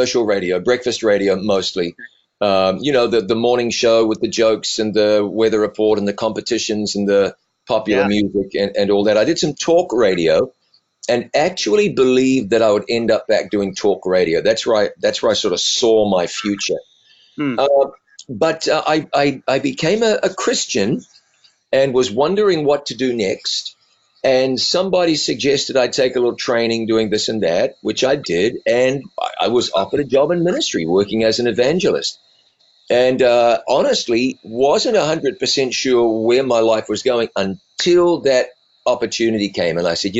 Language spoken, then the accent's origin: English; New Zealand; So my accent has been moderated over time. Raised in New Zealand, blue collar family, blue collar town, got out of high school, college, radio.